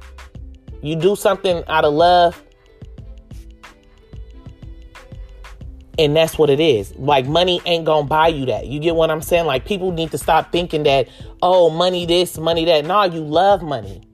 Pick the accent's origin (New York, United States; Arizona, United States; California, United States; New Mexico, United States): California, United States; Oakland; growing up in Oakland and East Oakland, because that's where I'm from, East Oakland, California, Brookfield to be exact